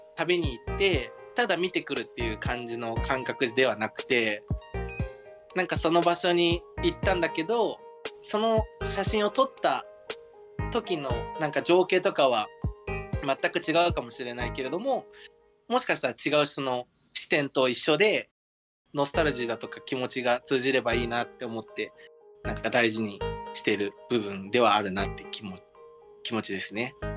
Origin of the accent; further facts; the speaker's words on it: Nagaoka, Niigata, Japan; moved away; 私の故郷が新潟県の長岡